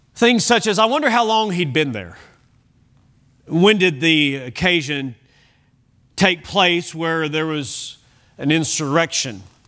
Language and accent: English; United States; I'm American. I'm glad to be an American.